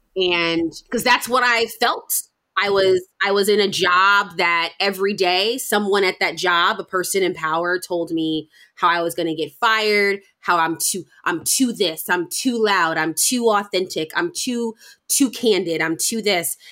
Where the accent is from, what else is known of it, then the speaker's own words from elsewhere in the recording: United States; a Black American person